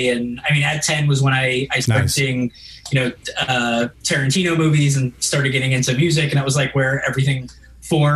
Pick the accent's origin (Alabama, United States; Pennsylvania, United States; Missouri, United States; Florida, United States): Florida, United States; Boca Raton; moved away as an adult; also born or lived in Maryland / New York / Los Angeles; we moved to South Florida when I was four. So that's South Florida's is home for me.